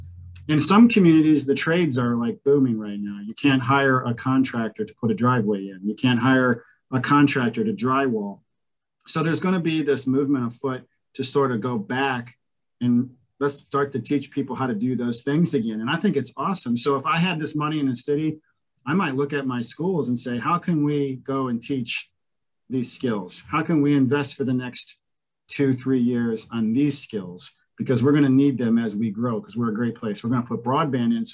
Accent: Cleveland, Ohio, United States; now in Columbus, United States; I'm from Cleveland

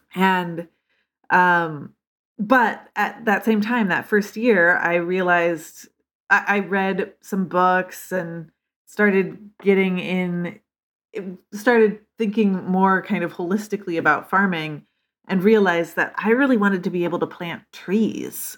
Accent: Lincoln, Nebraska, United States; moved away as an adult; also born or lived in Northfield, Minnesota; I grew up in Lincoln, Nebraska

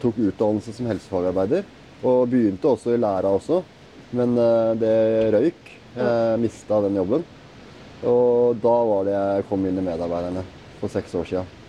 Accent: Oslo, Norway; født og oppvokst i Oslo

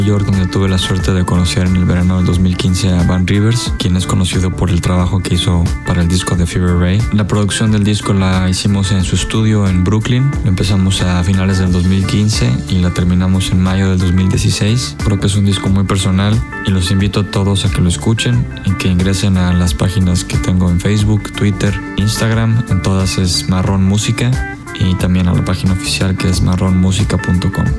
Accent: Acapulco, Guerrero, Mexico; Acapulco, de donde soy originario

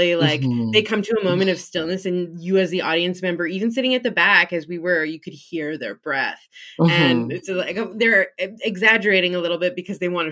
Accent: Edmonton, Alberta, Canada; as a young white kid growing up in Edmonton

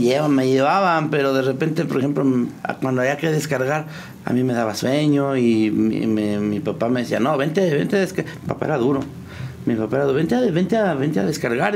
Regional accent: Tecozautla, Hidalgo, Mexico; Tecozautla Hidalgo. Hay un, hay un ranchito ahí donde, donde nacimos todos. A mí ya no me tocó nacer ahí. Pero todos crecimos ahí, en el rancho de la Alameda, Tecozautla Hidalgo.

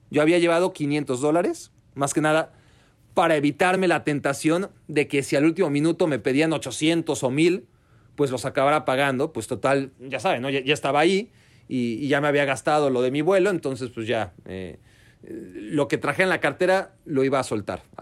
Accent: Mexico; tengo solo 500 euros, por, favor acéptalos, vengo desde México, ya llorando casi, ¿no?

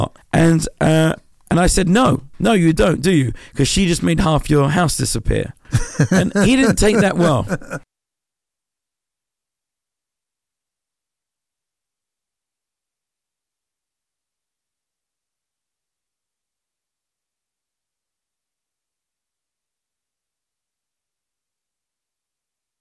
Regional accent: London, United Kingdom; I grew up in Southeast London

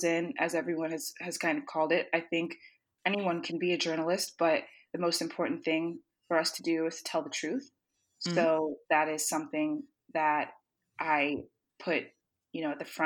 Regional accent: Tallahassee, Florida, United States; moved away as an adult; now in Washington, D.C., United States; I was born and raised in Tallahassee

